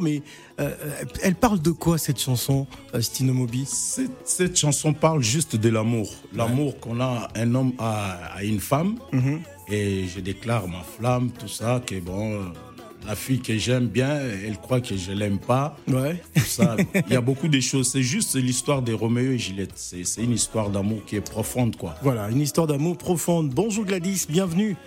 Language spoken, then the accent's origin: French; Kikwit, Kwilu, DR Congo; moved away; je suis originaire des Bandundu, précisément à Kikwit